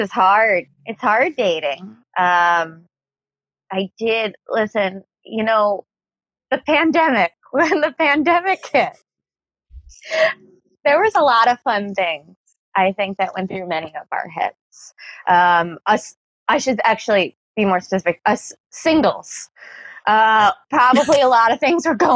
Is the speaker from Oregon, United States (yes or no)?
no; New York City, New York, United States; I'm a New Yorker.